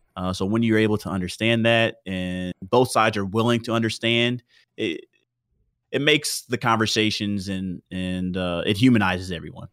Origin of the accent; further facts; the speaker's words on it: Houston, Texas, United States; I was born in Houston, Texas